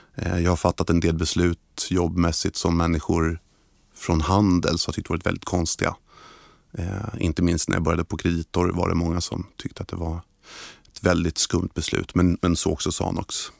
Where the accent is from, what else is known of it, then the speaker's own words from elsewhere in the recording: Stockholm, Stockholm County, Sweden; jag är född och uppvuxen i Stockholm